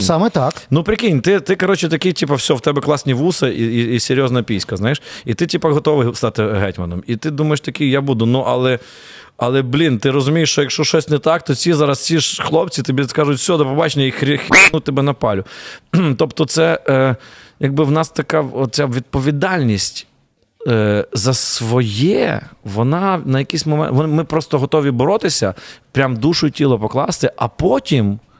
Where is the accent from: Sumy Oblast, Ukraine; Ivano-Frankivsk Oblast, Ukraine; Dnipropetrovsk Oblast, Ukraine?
Ivano-Frankivsk Oblast, Ukraine; Ivano-Frankivsk; я з Франківська